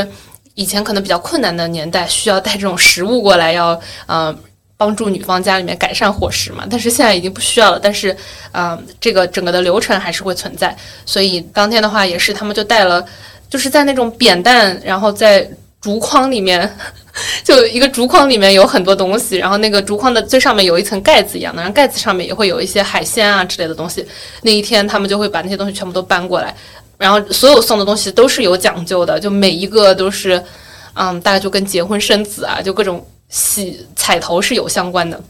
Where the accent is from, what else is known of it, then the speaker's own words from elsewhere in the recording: Wenzhou, Zhejiang, China; 所以我很愿意说我是温州人，因为我觉得是一件很有意思的事情。